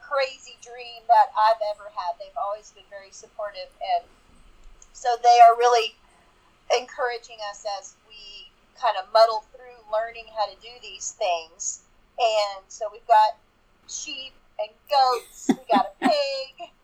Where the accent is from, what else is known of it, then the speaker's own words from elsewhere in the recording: Baton Rouge, Louisiana, United States; moved away as an adult; also born or lived in East Texas / Fairbanks, Alaska; now in North Carolina, United States; I was born and raised in Louisiana, Baton Rouge specifically.